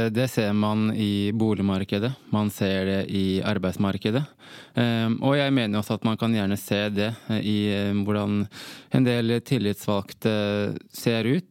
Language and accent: Norwegian; Norway; Jeg er halvt norsk, halvt gambisk.